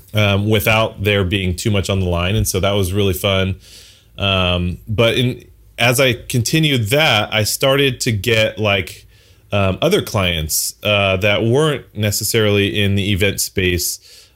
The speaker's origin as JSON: {"language": "English", "town": "Los Angeles", "region": "California", "country": "United States", "tie": "born or raised there", "said": "born and raised in Southern California, LA for the most part"}